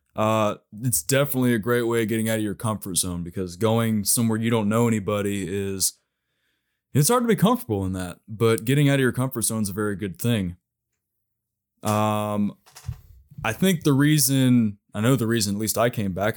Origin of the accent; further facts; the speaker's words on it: Knoxville, Tennessee, United States; my hometown here